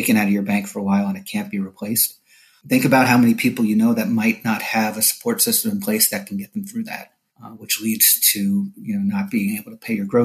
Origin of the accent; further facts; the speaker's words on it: New Jersey, United States; moved away as an adult; now in Orlando, United States; I am a transplant like many other people from up north, born and raised in New Jersey.